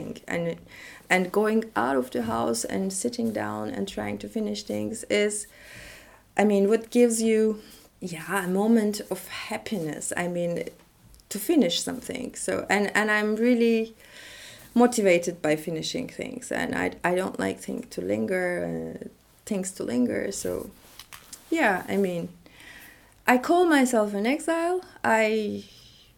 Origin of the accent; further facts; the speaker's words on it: Istanbul, Turkey; moved away as an adult; also born or lived in Paris / Berlin; I was born and raised in Istanbul. I never lived in another place, even for my PhD